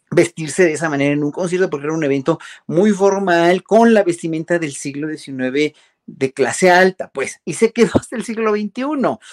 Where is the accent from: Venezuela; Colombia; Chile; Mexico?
Mexico; uno como mexicano